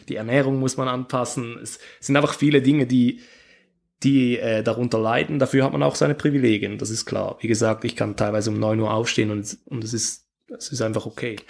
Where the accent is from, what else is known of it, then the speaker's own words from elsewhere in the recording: Switzerland; ich bin Schweizer